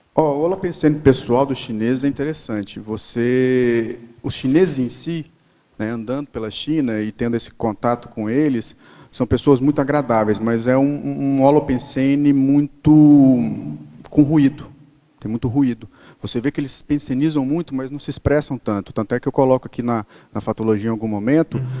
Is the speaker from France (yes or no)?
no; Brazil; a gente não é europeu, nós somos brasileiros